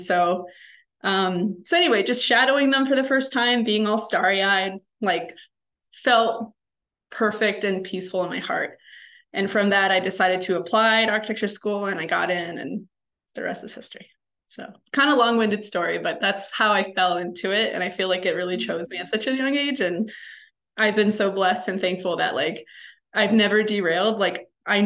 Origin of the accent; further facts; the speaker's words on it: Chicago, Illinois, United States; I'm from Chicago originally, so I'm from a big city